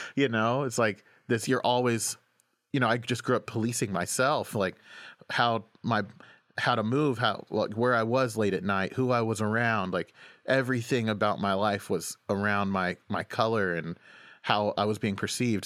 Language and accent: English; Oklahoma, United States; moved away as an adult; also born or lived in Washington, D.C.; now in New York, United States; I grew up in Oklahoma